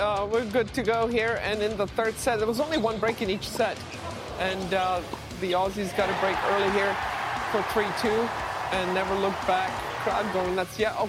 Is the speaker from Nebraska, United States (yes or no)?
no; Seattle, Washington, United States; I'm from Seattle.